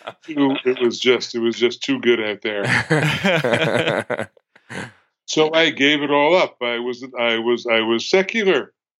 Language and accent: English; United States; I'm an American Jew, third generation in America